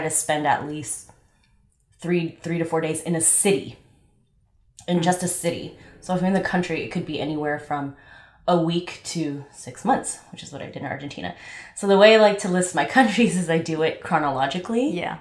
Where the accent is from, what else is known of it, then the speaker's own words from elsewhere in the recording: Los Angeles, California, United States; also born or lived in Long Beach; I am from LA, born and raised in LA.